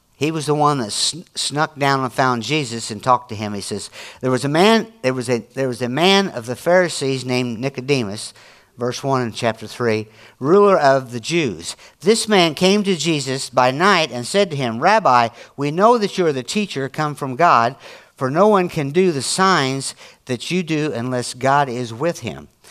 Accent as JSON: {"language": "English", "region": "Illinois", "country": "United States", "said": "I'm from Illinois"}